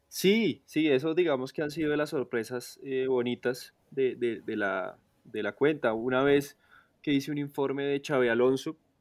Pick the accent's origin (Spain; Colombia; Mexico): Colombia; accent: Colombian; also born or lived in Italy; claro que nosotros no tenemos, no tenemos acento